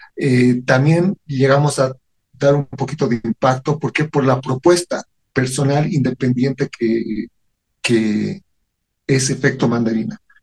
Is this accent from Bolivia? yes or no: yes; Bolivia